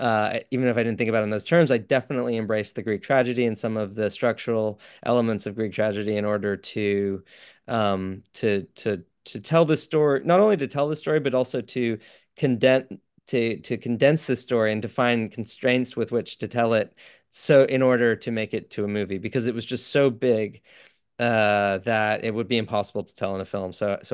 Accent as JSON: {"language": "English", "region": "England", "country": "United Kingdom", "tie": "born or raised there", "also_born_or_lived": "New York / Canada", "said": "I'm not, no. Grew up between England, New York. I was born in Canada."}